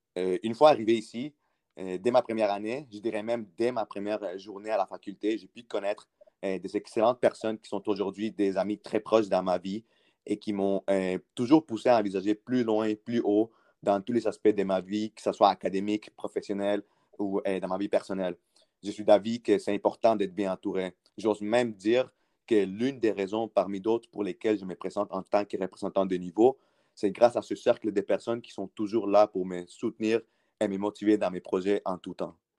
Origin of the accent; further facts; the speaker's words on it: South Shore of Montreal, Quebec, Canada; moved away as an adult; also born or lived in Peru; now in Ottawa, Canada; je suis né au Pérou. J'ai immigré au Canada à l'âge de 11 ans avec mes parents et mon frère. J'ai grandi à la rive sud de Montréal